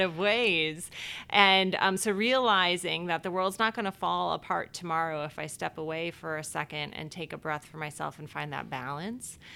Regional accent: Cleveland Heights, Ohio, United States; moved away as an adult; now in Chicago, United States; I grew up in Ohio, actually a town called Cleveland Heights, Ohio

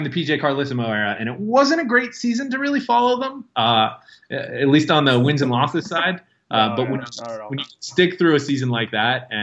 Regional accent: Pittsburgh, Pennsylvania, United States; I'm from Pittsburgh

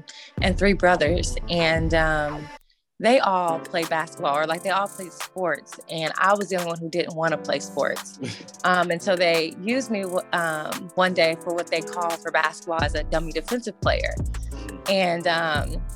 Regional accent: Indianapolis, Indiana, United States; I am from Indianapolis, Indiana, Midwest.

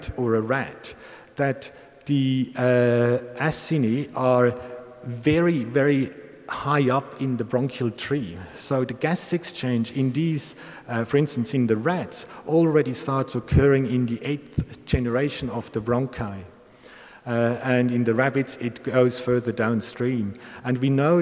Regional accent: Bern, Switzerland; I'm a Bernese, a Swiss Bernese, and the Weibel model has been developed in my hometown

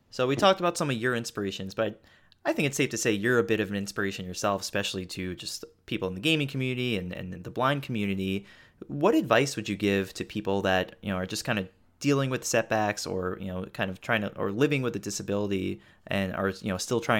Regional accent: New York, United States; I'm {S0} from New York, so I I've seen him play quite a bit.

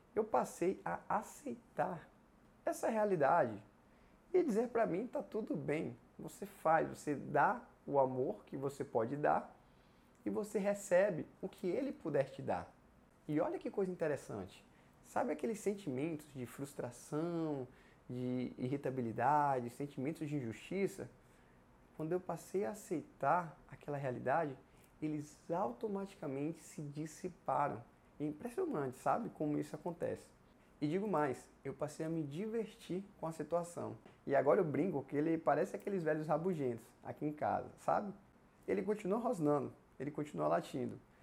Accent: Ibicaraí, Bahia, Brazil; moved away as an adult; also born or lived in Vitória da Conquista; a minha cidade natal era outra, era Ibicaraí

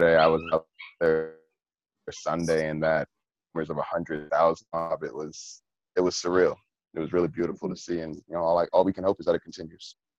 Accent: New York, United States; growing up in New York, I mean, being an avid user of the MTA

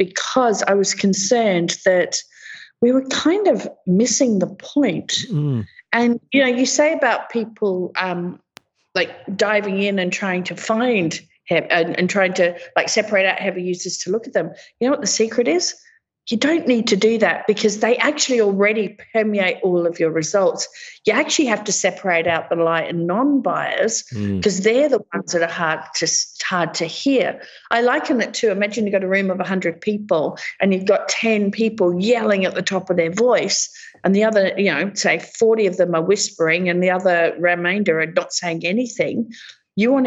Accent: Australia; being Australian

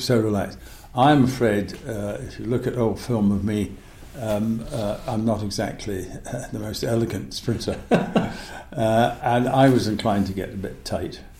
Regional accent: Scotland, United Kingdom; also born or lived in United States; I came back to wet, dreary autumn Scotland

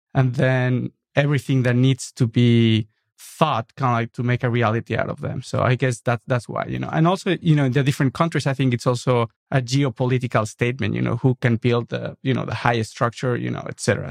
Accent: Mexico City, Mexico; English is a second language; moved away as an adult; also born or lived in New York; now in Los Angeles, United States; I was born in nineteen seventy-eight and then stayed there for the first twenty-five years of my life.

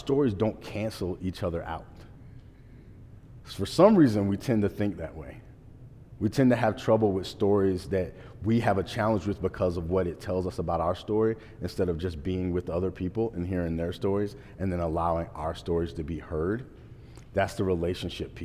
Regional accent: Portsmouth, Virginia, United States; moved away as an adult; I left my hometown for the second time. I left when I first graduated high school

